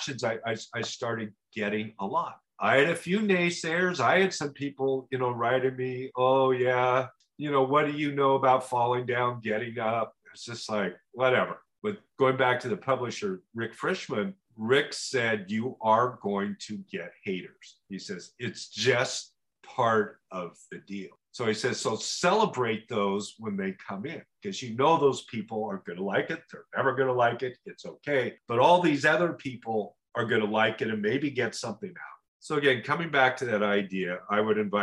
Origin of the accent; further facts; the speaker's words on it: Oregon, United States; I was this guy from Oregon